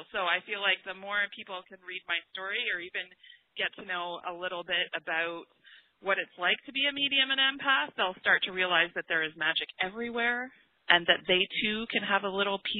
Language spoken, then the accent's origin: English; England, United Kingdom; I am from England. My whole entire family is over in England.